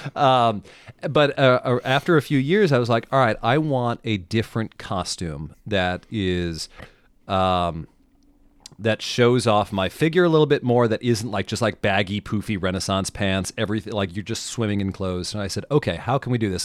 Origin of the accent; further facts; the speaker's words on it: Mid-Atlantic, United States; I grew up in the Mid-Atlantic. Um, I grew up, like, ten minutes from, um, Washington's headquarters